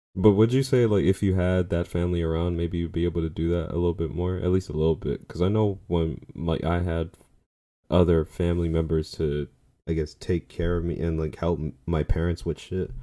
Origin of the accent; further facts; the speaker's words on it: New York, United States; as a New Yorker